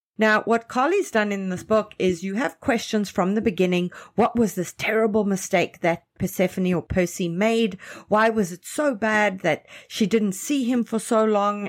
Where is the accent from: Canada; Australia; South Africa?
Canada; Canadian writers